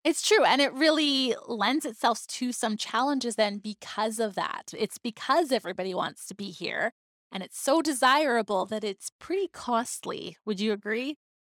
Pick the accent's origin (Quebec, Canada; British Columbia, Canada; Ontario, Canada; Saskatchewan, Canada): British Columbia, Canada; Vancouver Island; now in Victoria, Canada; I am not originally from Victoria. I mean, I grew up on Vancouver Island